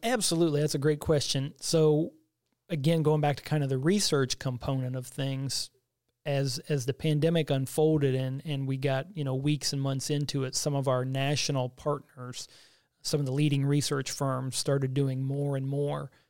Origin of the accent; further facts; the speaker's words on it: Bowling Green, Missouri, United States; also born or lived in Hannibal, Missouri; I grew up in a small community of Bowling Green, which is about twenty miles south of Hannibal